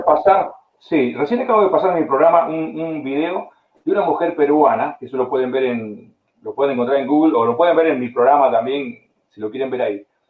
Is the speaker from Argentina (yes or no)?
yes; Argentina; moved away; yo nací en Argentina